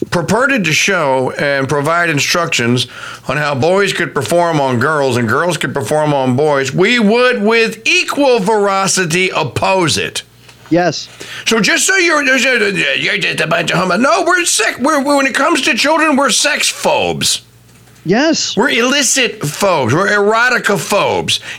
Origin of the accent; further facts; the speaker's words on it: Wisconsin, United States; Hey, that I, I grew up in Wisconsin.